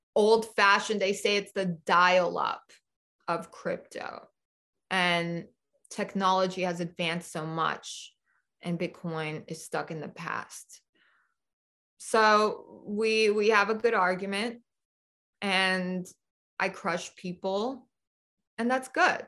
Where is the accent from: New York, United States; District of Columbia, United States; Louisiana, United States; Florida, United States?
New York, United States; New York City; now in Nevada, United States; I grew up in New York City